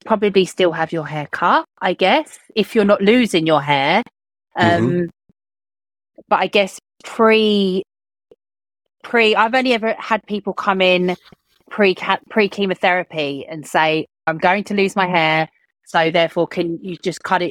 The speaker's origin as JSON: {"language": "English", "country": "United Kingdom", "said": "being British people"}